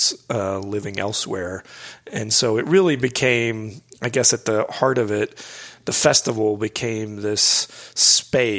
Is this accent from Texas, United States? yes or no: yes; Houston, Texas, United States; moved away as an adult; also born or lived in Midwest / London / Austin; I grew up in Houston